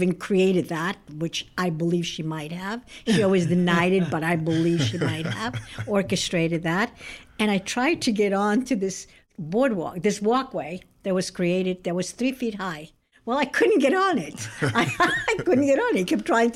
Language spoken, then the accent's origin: English; Brazil; now in United States; I was raised in Brazil